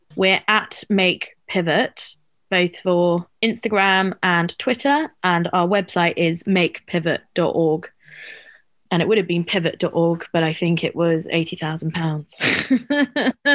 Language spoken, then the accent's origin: English; London, United Kingdom; growing up in London